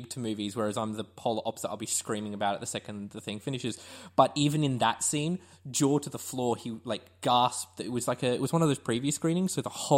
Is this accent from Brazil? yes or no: no; Launceston, Tasmania, Australia; now in Queensland, Australia; I grew up in Launceston in Tassie